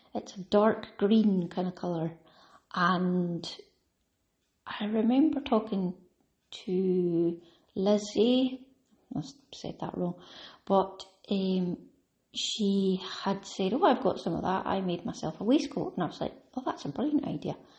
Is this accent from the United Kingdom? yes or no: yes; Scotland, United Kingdom; I automatically think of tartan and tweed because I'm Scottish